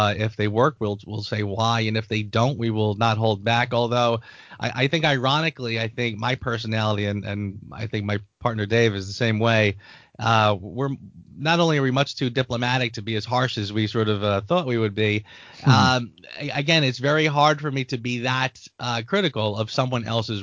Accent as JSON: {"language": "English", "region": "suburbs of New Jersey", "country": "United States", "tie": "born or raised there", "also_born_or_lived": "Brooklyn, New York", "said": "I was born in Brooklyn, New York, and raised most of my life in the suburbs of New Jersey"}